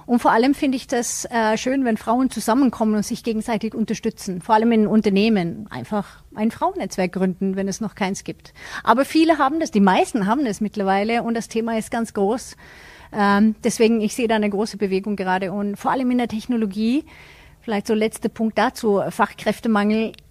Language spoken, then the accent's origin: German; Sweden; als Schwedin